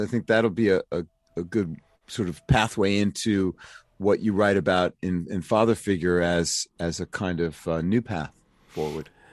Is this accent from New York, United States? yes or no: yes; New York, United States; now in Philadelphia, United States; I'm from New York, but I live in Philly and I have been here for thirty-five years